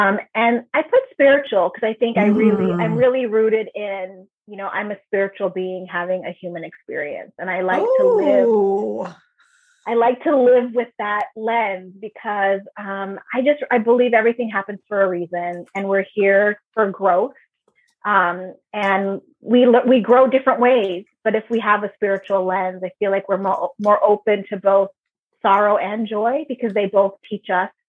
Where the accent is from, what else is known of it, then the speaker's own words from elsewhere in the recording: Nairobi, Kenya; born there; first language Swahili; English is a second language; Yeah, I was born in Nairobi, Kenya.